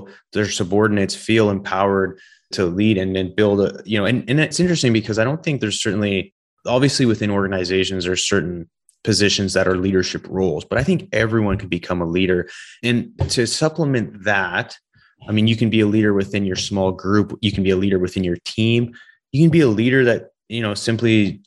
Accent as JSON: {"language": "English", "region": "West Coast of Canada", "country": "Canada", "said": "I'm from the West Coast of Canada"}